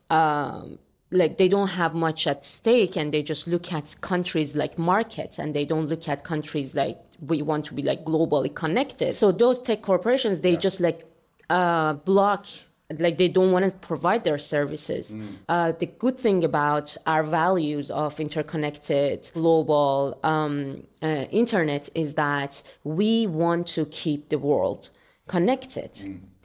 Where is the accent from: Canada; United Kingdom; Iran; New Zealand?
Iran; moved away as an adult; also born or lived in Europe / Germany; now in United States; I am from Iran